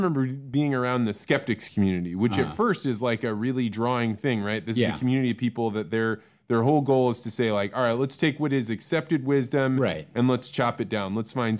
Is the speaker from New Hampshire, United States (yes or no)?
no; Illinois, United States; I grew up in Central Illinois, so there wasn't going to be a lot of astrology in Central Illinois.